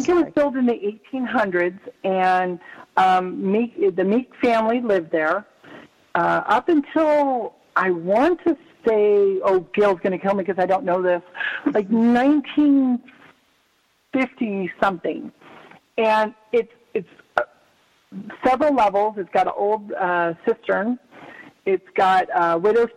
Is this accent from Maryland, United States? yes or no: no; Bay Area, California, United States; now in Nevada, United States; I grew up in the Bay Area, so in California